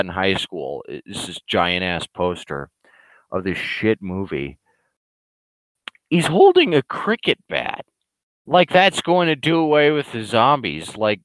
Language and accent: English; United States; I'm an American